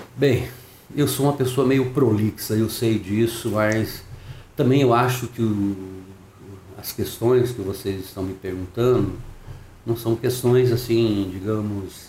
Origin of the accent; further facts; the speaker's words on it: Paraná, Brazil; Eu sou, sou paranaense